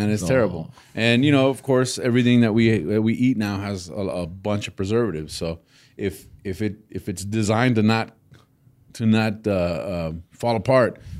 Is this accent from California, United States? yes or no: no; Texas, United States; I'm a Texan